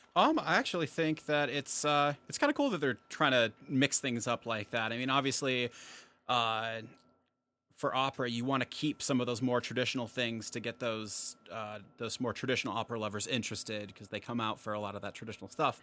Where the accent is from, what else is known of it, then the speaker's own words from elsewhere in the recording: Post Falls, Idaho, United States; I'm from Post Falls, Idaho, and that's actually about 20 minutes from Spokane, Washington